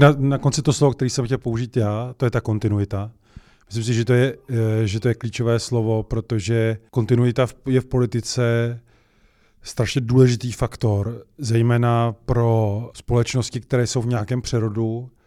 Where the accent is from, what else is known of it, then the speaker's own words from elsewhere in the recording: Czechia; My jsme měli Češi, jako Češi